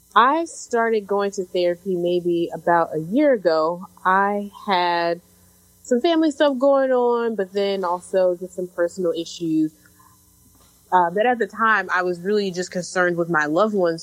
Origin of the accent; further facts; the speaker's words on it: Chicago, Illinois, United States; now in Brooklyn, United States; I am originally from Chicago, based in Brooklyn right now